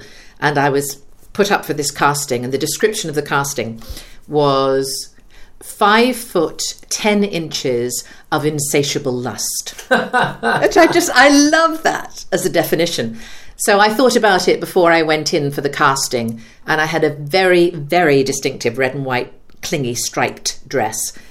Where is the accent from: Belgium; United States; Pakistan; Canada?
Canada; also born or lived in Ottawa, Ontario / Halifax, Nova Scotia; now in United Kingdom; I am Canadian, born and bred. So my parents are English. They emigrated out to Canada, and I was born and raised there in Ottawa and then in Halifax, Nova Scotia